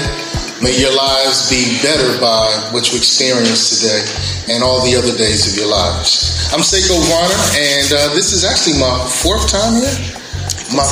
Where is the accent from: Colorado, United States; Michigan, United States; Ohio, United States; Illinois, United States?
Ohio, United States; Columbus; also born or lived in Brooklyn, New York; I grew up in Columbus, Ohio, and I live here now with my wife and kids